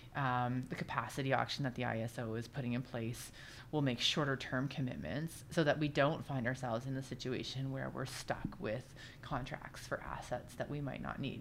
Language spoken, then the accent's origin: English; Oshawa, Ontario, Canada; I grew up in South Oshawa